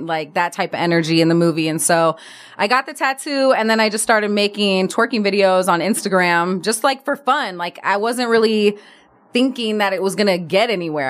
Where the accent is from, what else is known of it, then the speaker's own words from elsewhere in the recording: Berkeley, California, United States; moved away as an adult; also born or lived in Oakland; now in Los Angeles, United States; I grew up in Berkeley